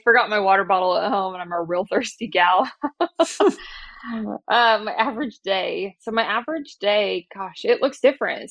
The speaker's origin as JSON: {"language": "English", "town": "Oklahoma City", "region": "Oklahoma", "country": "United States", "said": "I am from Oklahoma City"}